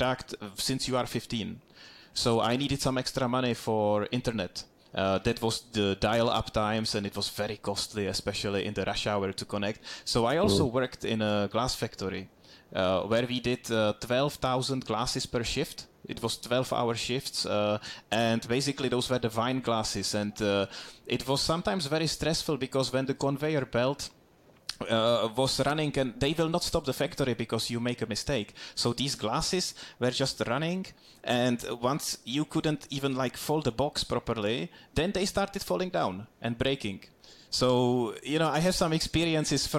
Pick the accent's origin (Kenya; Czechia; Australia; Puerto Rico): Czechia; Duchcov, Ústí nad Labem Region; born or raised there; moved away